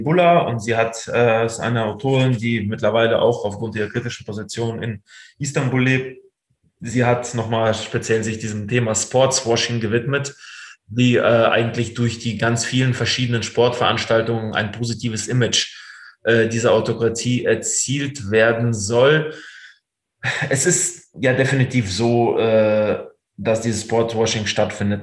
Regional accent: Russia; also born or lived in Ruhr area, Germany; now in Germany; meinem Geburtsland Russland

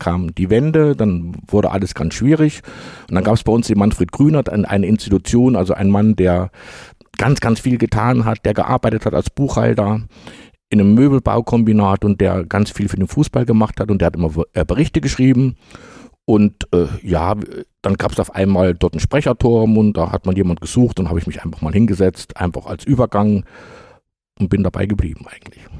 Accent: Jena, Thuringia, Germany; habe gesagt, ja, ich komme aus Jena.

